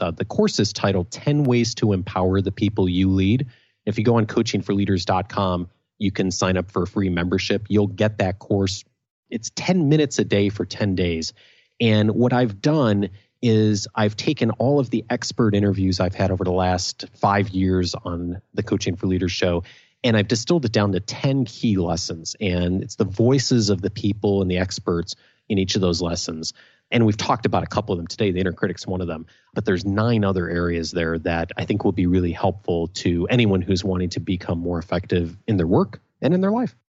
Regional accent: Naperville, Illinois, United States; also born or lived in Champaign-Urbana; I grew up in Naperville, a suburb of Chicago

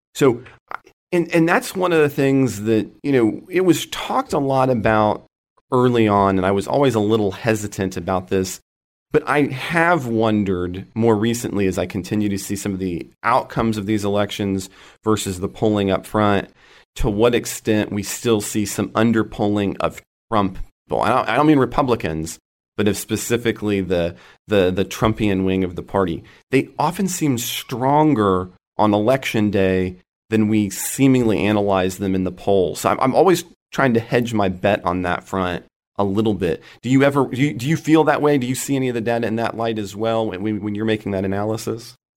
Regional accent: Oklahoma, United States; out here in my home state of Oklahoma

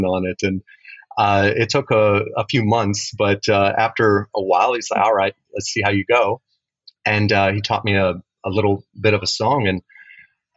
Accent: Elgin, Texas, United States; moved away; he was the only guitar teacher in Elgin, Texas

